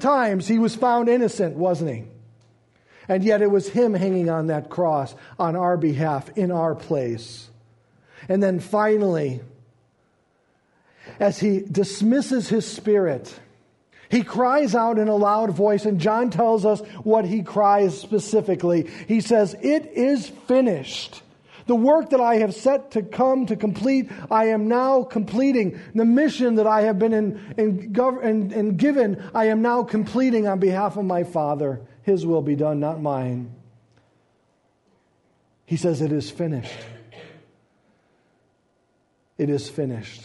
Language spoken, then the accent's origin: English; United States; We as American Christians